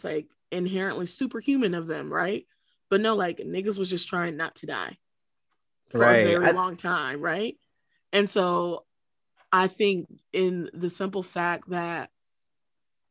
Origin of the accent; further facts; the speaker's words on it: Cleveland, Ohio, United States; I'm born and raised in Cleveland.